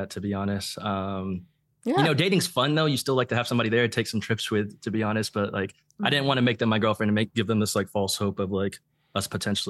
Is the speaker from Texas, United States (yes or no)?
yes; Plano, Texas, United States; we both are from the same area, a North Dallas suburb, she's from Frisco, I'm from Plano. Just North Dallas suburbs.